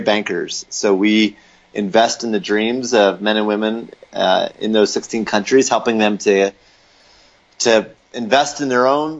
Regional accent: Lancaster, Pennsylvania, United States; moved away as an adult; now in Denver, United States; I grew up in Lancaster, Pennsylvania, so an Amish country, and moved out here to get married to my wife, Allie, in 2008, and have been in Denver since then

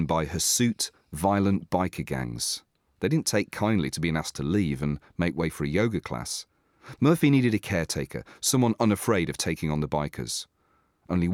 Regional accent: Doncaster, Yorkshire and the Humber, United Kingdom; also born or lived in Scunthorpe; now in Brighton, United Kingdom; a man born in Scunthorpe and raised in Doncaster

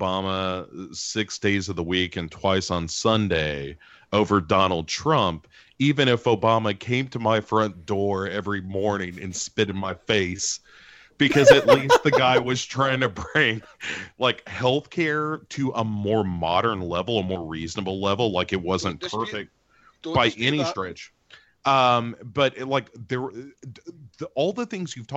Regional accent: United States; I'm an American

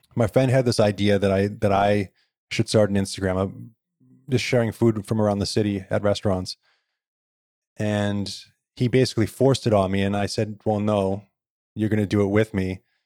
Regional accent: Victoria, British Columbia, Canada; I was born here in Victoria

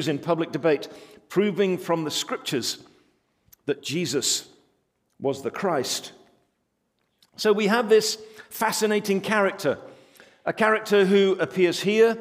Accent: England, United Kingdom; We're English

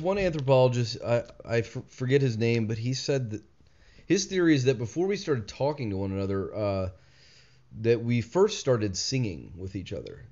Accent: Richmond, Virginia, United States; I grew up in Richmond, um, born and raised

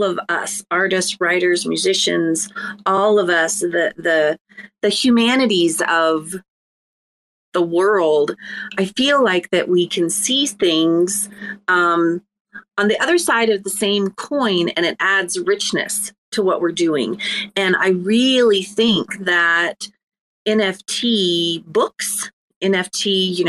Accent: Ireland; I'm Irish

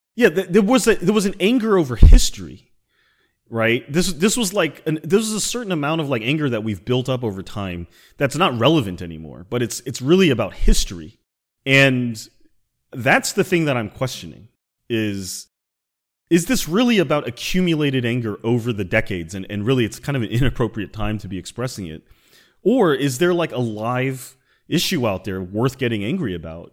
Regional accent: United States; I'm Chinese American

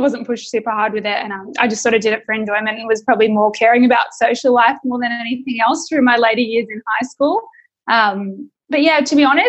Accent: Sydney, New South Wales, Australia; also born or lived in Victoria; So I was born in Victoria, in sort of rural Melbourne, rural Victoria, I should say. And I moved up to Sydney for my dad's work.

